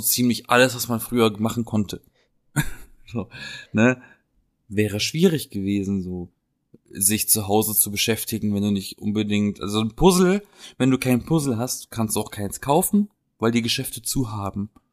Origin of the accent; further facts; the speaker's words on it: Black Forest, Baden-Württemberg, Germany; accent: Badisch; moved away; aus der Gegend, aus der ich komme, aus dem Schwarzwald